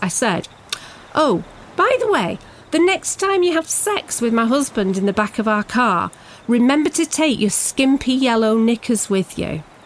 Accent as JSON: {"language": "English", "region": "England", "country": "United Kingdom", "said": "everyone from my home country"}